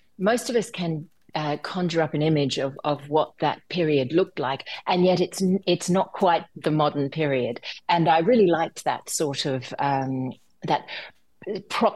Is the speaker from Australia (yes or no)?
yes; Australia; my home country